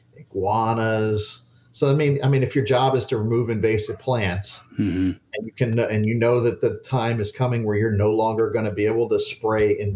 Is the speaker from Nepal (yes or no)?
no; Miami, Florida, United States; when I grew up in Miami, when I was a little kid